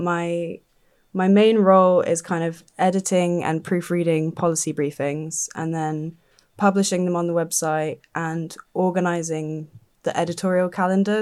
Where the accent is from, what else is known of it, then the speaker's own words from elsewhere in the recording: Dorset, South West England, United Kingdom; moved away; I grew up in Dorset.